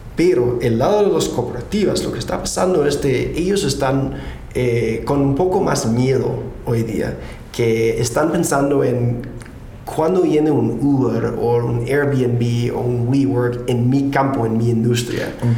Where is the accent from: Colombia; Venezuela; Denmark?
Denmark; Spanish is a second language; moved away as an adult; now in San Francisco, United States; nací en Dinamarca